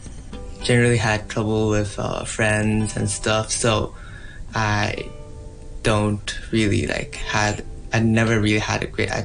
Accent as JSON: {"language": "English", "country": "Bangladesh", "tie": "born or raised there", "also_born_or_lived": "Hong Kong / India", "said": "I was born in Hong Kong in 2001, but my parents are missionaries, so they moved to Bangladesh when I was 1 month old. So I grew up and spent most of my childhood in Bangladesh or in boarding school in India."}